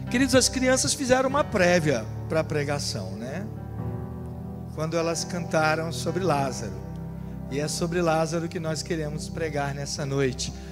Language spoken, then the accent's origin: Portuguese; Rio de Janeiro, Brazil; moved away; eu não sou natural da Paraíba, eu e minha família viemos do Rio de Janeiro.